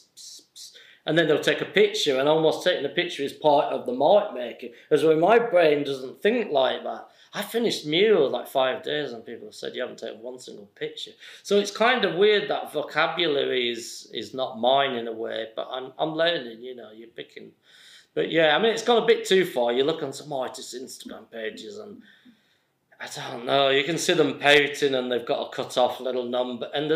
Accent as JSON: {"language": "English", "town": "Accrington", "region": "North West England", "country": "United Kingdom", "tie": "born or raised there", "said": "I'm from Accrington"}